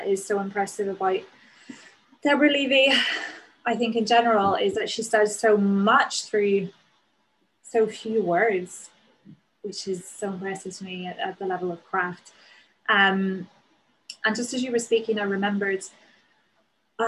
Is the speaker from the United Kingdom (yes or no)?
yes; Northern Ireland, United Kingdom; accent: Northern Irish; moved away as an adult; also born or lived in Newcastle; now in London, United Kingdom; my accent as a Northern Irish person